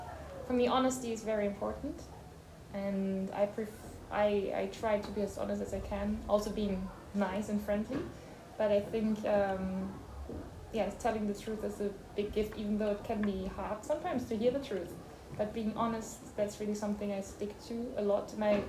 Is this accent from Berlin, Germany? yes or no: no; between Bonn and Cologne, North Rhine-Westphalia, Germany; English is a second language; moved away as an adult; also born or lived in Aachen; now in Lausanne, Switzerland; I'm from Germany. I was born in Aachen. It's close to the Belgian and Dutch border. But I grew up between Bonn and Köln.